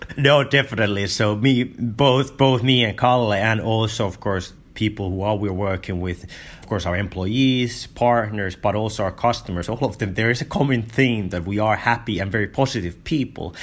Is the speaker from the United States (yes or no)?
no; Finland; I grew up in Finland